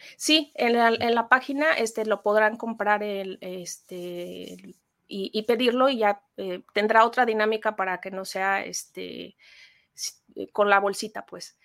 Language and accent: Spanish; Mexico; como mexicanos